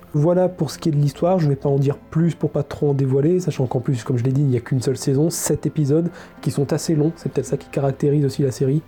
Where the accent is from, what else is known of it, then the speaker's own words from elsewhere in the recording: France; accent: French; mon magnifique accent français